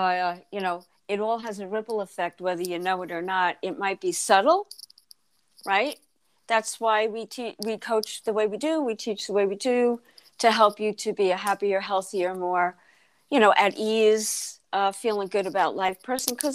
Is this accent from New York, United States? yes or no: yes; Freeport, New York, United States; moved away as an adult; I grew up in Freeport the first 30 years of my life.